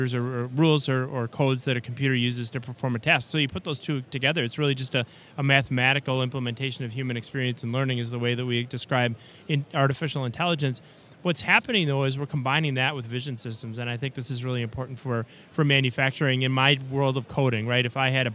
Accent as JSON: {"language": "English", "region": "Wisconsin", "country": "United States", "tie": "born or raised there", "said": "my home state of Wisconsin"}